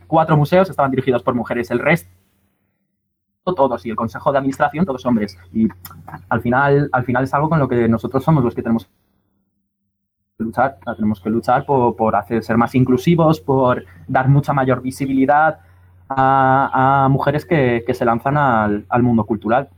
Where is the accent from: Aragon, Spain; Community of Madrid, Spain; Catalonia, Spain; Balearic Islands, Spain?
Community of Madrid, Spain; Madrid; moved away as an adult; now in Valencia, Spain; yo soy madrileño, yo soy madrileño y me he criado toda mi vida en Madrid. Hasta los 18 estuve viviendo en Madrid